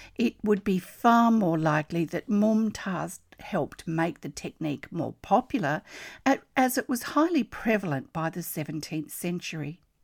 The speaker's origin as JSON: {"language": "English", "country": "Australia", "said": "I'm an Australian textile artist"}